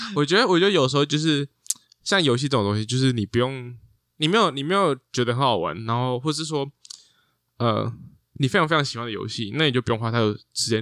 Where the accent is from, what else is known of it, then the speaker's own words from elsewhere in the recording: Taiwan; also born or lived in abroad (unspecified); 因为我小时候在国外就玩过。嗯哼。然后后来再回来台湾